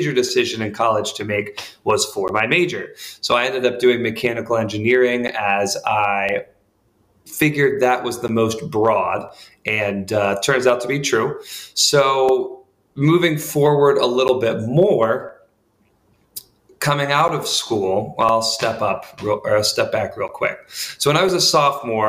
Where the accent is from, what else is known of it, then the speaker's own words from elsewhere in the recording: Charlotte, North Carolina, United States; I'm actually from Charlotte, North Carolina